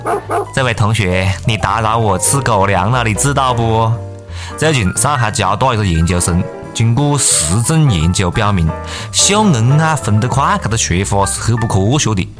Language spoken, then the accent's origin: Chinese; China; 我感觉吉尼斯记录啊，就是为了我们中国人搞的，赚的呀都是中国人的钱。